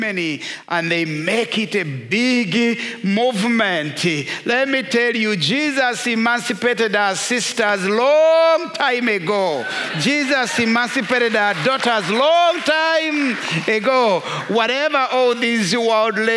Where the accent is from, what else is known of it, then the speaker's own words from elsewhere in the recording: Rwanda; moved away; I am first of all a Christian and secondary Rwandan